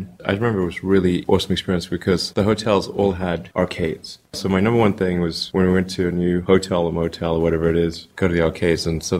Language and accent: English; South Africa; now in United States; I mean, I grew up in South Africa, honestly, seeing a lot of the same TV and movies and reading comic books